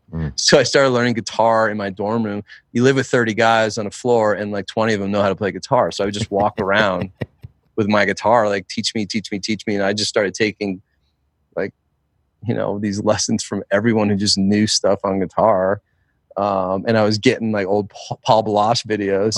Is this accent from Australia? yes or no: no; New Jersey, United States; I grew up in New Jersey. I'm a Jersey boy through and through